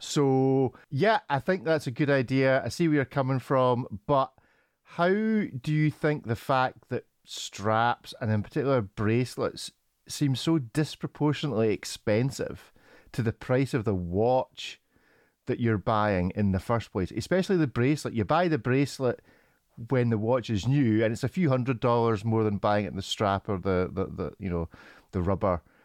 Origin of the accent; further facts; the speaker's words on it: Scotland, United Kingdom; I'm Scottish